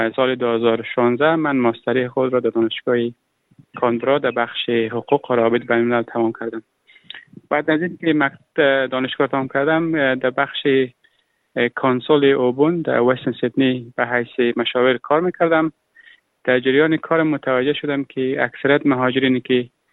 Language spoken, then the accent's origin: Persian; Afghanistan; moved away as an adult; now in Australia; من اهل افغانستانم